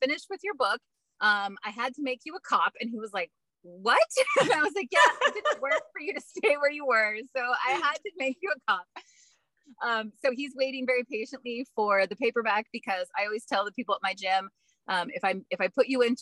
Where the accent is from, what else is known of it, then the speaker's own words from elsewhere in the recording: Texas, United States; moved away; I'm originally from Texas.